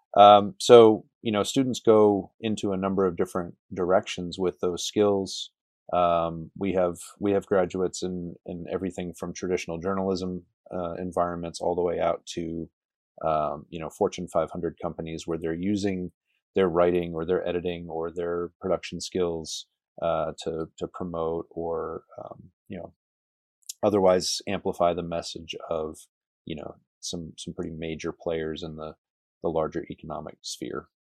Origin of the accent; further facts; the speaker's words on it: New Hampshire, United States; moved away as an adult; also born or lived in New England / South Carolina; now in Lubbock, United States; I was born in New Hampshire and spent most of my life in New England